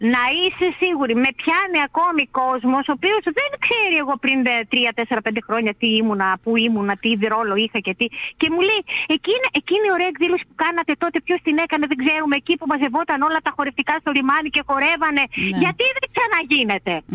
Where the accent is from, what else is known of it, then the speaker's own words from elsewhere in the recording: Lemnos, North Aegean, Greece; από τη Λίμνο, από τη Λίμνο